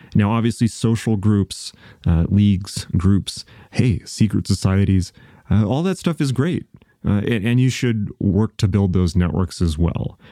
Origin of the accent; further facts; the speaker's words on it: United States; I'm an American